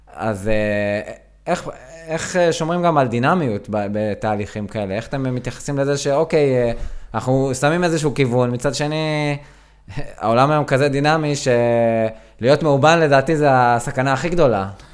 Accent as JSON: {"language": "Hebrew", "region": "Southern District", "country": "Israel", "said": "אני דרומי, אני דרומי"}